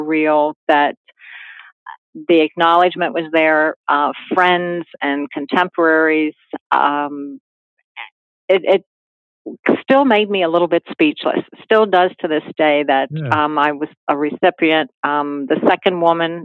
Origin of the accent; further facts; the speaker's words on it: Hagerstown, Maryland, United States; I was born in Hagerstown and relatives in Baltimore